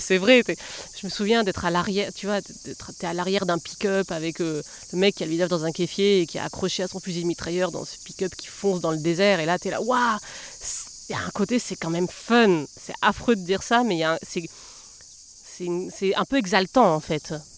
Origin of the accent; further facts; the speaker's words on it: southern Massif Central, France; also born or lived in Lozère / Colombia; je suis née là-haut, dans le sud du Massif central, mais dans un, dans un endroit où en fait, je me suis jamais sentie euh, très chez moi